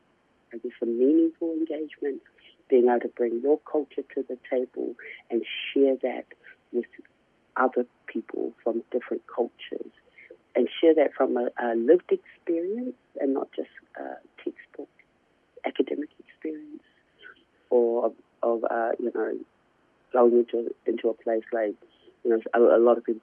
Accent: Christchurch, Canterbury, New Zealand; now in Australia; we were growing up in Christchurch, there was a lot of racism

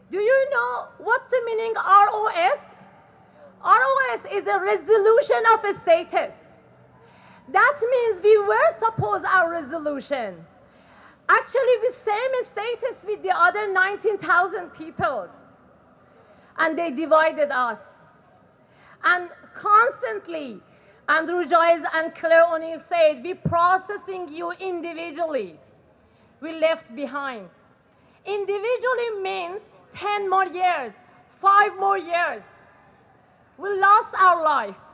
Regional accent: Iran; English is a second language; moved away as an adult; now in Australia; I, have been here since 2013. I come from Iran.

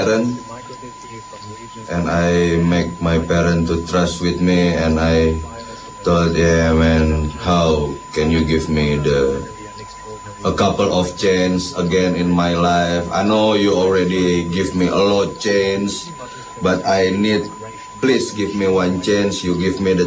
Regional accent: Jakarta, Indonesia; moved away as an adult; now in Australia; I'm from Jakarta, Indonesia. And yeah, and now I'm in Australia

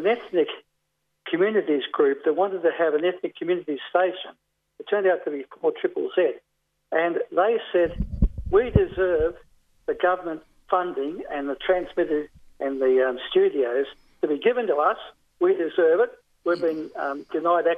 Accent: Melbourne, Victoria, Australia; moved away as an adult; now in New South Wales, Australia; I was born in Northcote, 21 Tannergrove, Northcote

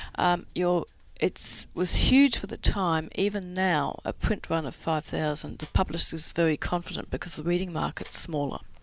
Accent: Christchurch, Canterbury, New Zealand; moved away; I grew up in New, I'm I'm from New Zealand, I'm from Christchurch

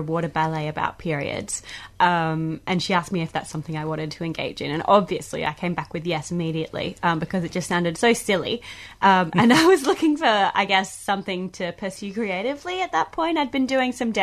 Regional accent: Queensland, Australia; I'm from Queensland, I refer to bathing suits as togs.

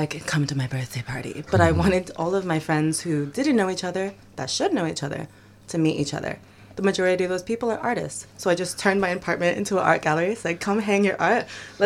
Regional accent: New York City, New York, United States; moved away as an adult; now in Australia; I'm from New York City, and when I first moved here

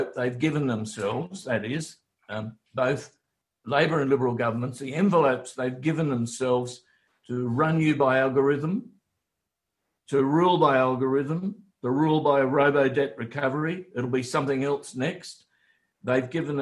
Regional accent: Wollongong, New South Wales, Australia; as a kid in Wollongong at school

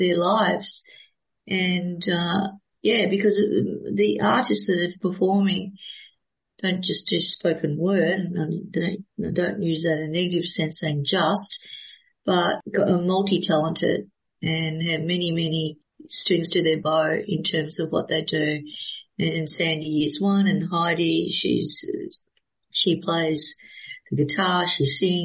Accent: Melbourne, Victoria, Australia; I'm from Melbourne, but I'm in Adelaide

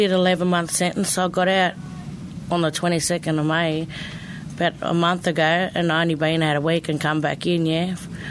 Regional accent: Bourke, New South Wales, Australia; also born or lived in Mildura, Victoria; I'm from Mildura, but I've been brought up in Bourke, New South Wales

